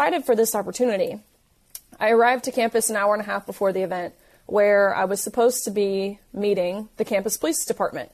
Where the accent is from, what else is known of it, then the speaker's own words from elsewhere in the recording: Tennessee, United States; I'm from Tennessee, so I knew, you know, what I'm used to at home, the people in my community.